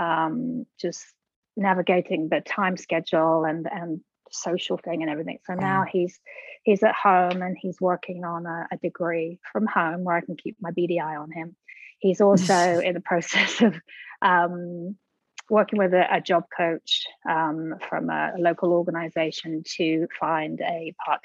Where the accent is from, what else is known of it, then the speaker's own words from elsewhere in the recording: England, United Kingdom; now in Birmingham, Alabama, United States; I'm originally from England, and I've lived here